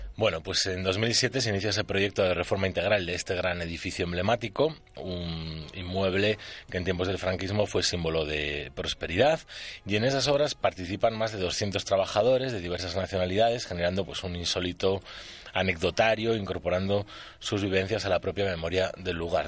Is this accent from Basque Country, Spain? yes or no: yes; San Sebastián, Basque Country, Spain; moved away; mi tierra natal, de Donosti, esa gran ciudad y bella ciudad